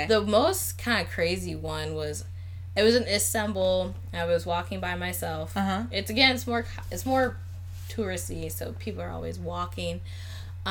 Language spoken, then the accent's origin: English; United States; I'm American